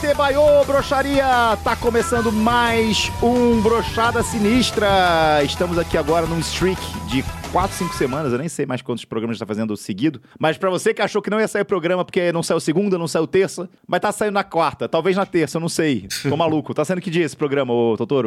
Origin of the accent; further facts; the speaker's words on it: Minas Gerais, Brazil; accent: mineiro; eu mineiro